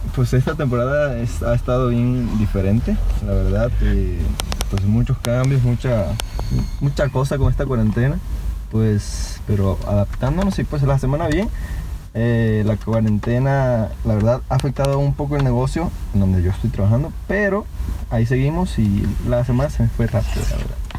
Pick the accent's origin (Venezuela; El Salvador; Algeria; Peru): Venezuela; now in Querétaro, Mexico; Soy mexicano, venezolano y queretano, obviamente.